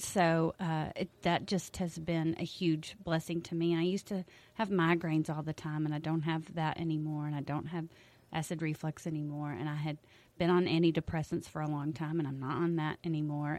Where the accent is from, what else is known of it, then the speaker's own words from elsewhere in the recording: Mason, Texas, United States; I've lived in Mason all my life